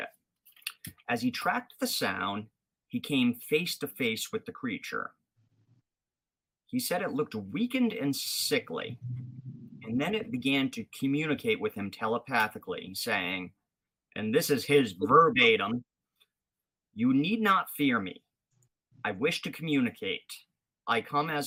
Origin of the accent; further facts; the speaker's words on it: Rhode Island, United States; being from the area, you know, I'm not from Mass, but I'm Rhode Island